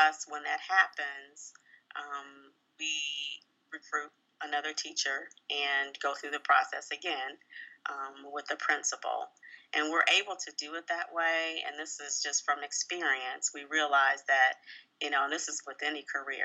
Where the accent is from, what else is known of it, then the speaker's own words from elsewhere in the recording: Columbus, Ohio, United States; moved away as an adult; also born or lived in Chicago, Illinois / Indianapolis, Indiana / Atlanta, Georgia / Indiana; now in Detroit, United States; I'm originally from Columbus, Ohio